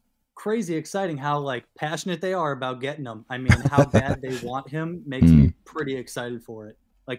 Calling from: Worcester, Massachusetts, United States; Massachusetts, United States.

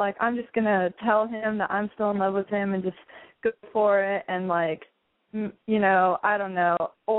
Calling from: San Diego, California, United States; Sorry. 19, San Diego.

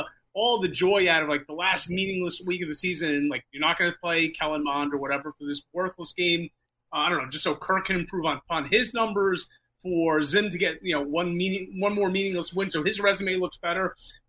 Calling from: New Jersey, United States; Call from New Jersey.

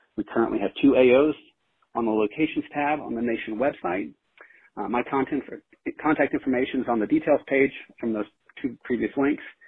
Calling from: San Francisco, California, United States; calling from San Francisco

